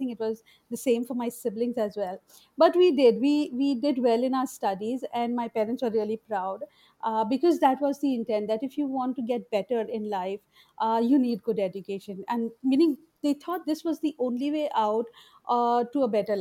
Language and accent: English; Mumbai, Maharashtra, India; I grew up in a Muslim ghetto in Bombay, in Madanpura